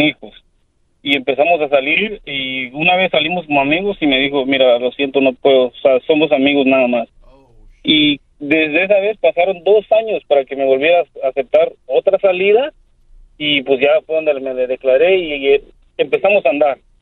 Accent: Mexico; yo soy, un mexicano

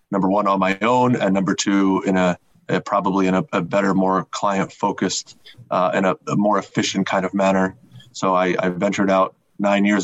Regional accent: New Jersey, United States; I grew up in New Jersey

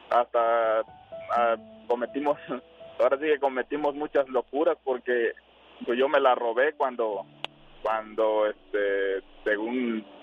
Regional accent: Tabasco, Mexico; now in United States; De Tabasco.

